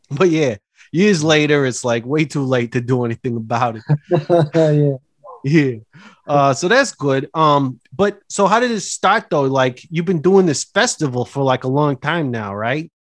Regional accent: Austria; I'm from Austria originally, yeah.

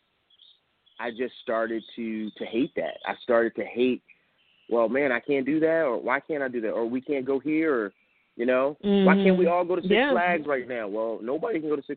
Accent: Philadelphia, Pennsylvania, United States; moved away; I'm from West Philly.

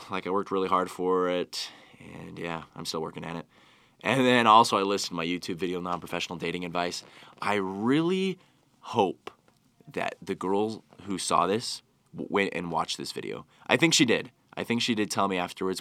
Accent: Utah, United States; I've grown up here in Utah

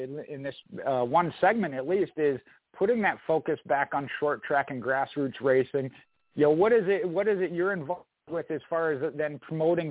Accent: Minnesota, United States; moved away; I'm originally from Minnesota

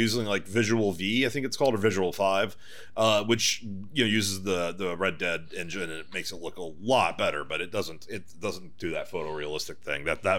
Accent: Texas, United States; now in Southern California, United States; Now I live in SoCal. Ballard delivers pizza in NorCal. I'm from Texas.

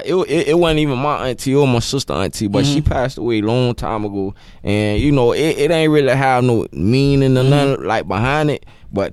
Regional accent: Pompano Beach, Florida, United States; Man, Pompano, it's just a fast upbringing, man.

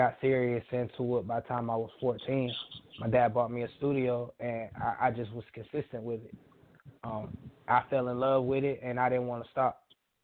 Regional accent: Panama City, Florida, United States; Really, I'm from Florida. I'm from Panama City, Florida

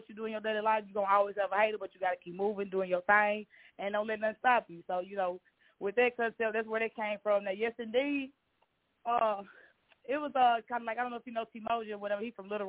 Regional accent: Arkansas, United States; I'm from Arkansas, man.

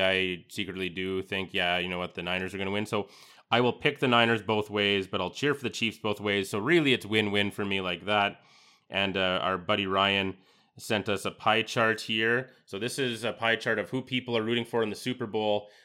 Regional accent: Canada; as a Canadian

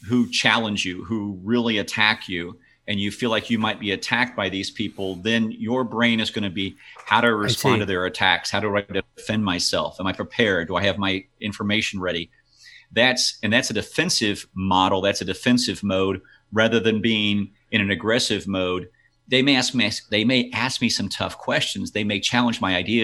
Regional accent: Kansas City, Missouri, United States; We're obviously from Kansas City

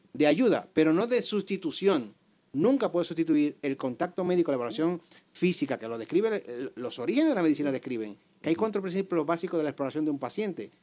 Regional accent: Dominican Republic; moved away as an adult; now in Spain; soy médico dominicano, graduado de la Universidad Autónoma de Santo Domingo. Hace más o menos 18 años emigro aquí a España

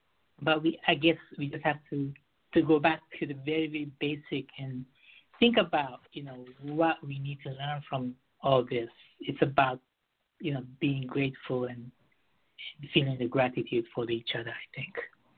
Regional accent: Beirut, Beirut Governorate, Lebanon; also born or lived in Japan / United States; I was raised in Beirut, and I lived in Japan. I lived in the U.S. for 10 years.

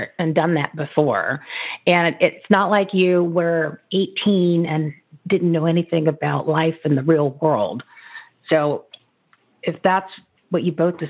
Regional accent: New Jersey, United States; I grew up in New Jersey

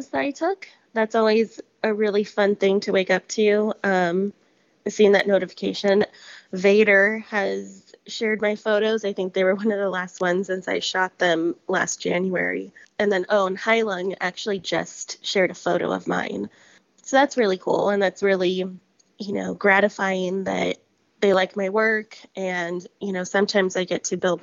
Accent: Palmdale, California, United States; I grew up in Palmdale, which is about an hour outside

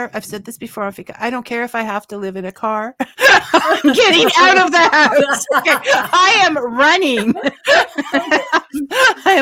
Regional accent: Niagara Falls, Ontario, Canada; I'm actually from Niagara Falls.

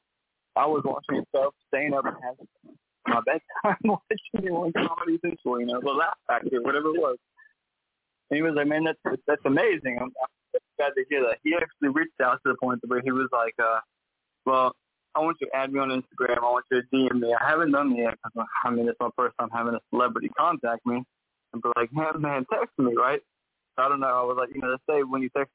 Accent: St. Joseph, Missouri, United States; also born or lived in Kansas City, Missouri; I'm from St. Joseph, Missouri, and that's not too far from Kansas City

